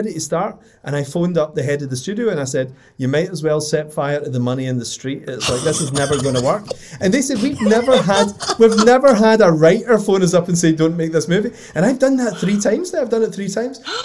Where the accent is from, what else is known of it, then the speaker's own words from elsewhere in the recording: Scotland, United Kingdom; it's being Scottish